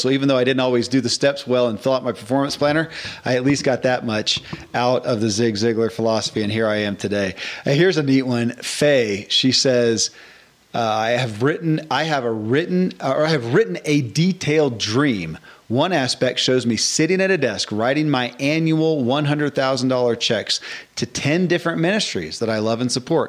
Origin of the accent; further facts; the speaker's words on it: Bowling Green, Kentucky, United States; I grew up in Bowling Green, Kentucky.